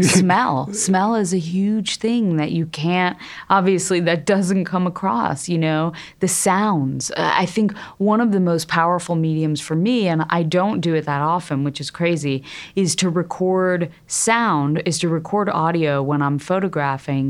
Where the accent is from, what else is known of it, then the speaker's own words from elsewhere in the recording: Connecticut, United States; I grew up in Connecticut in a middle class family